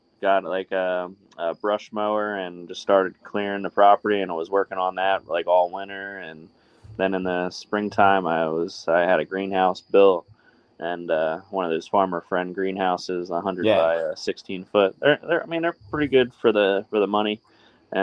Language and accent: English; New Jersey, United States; I'm from New Jersey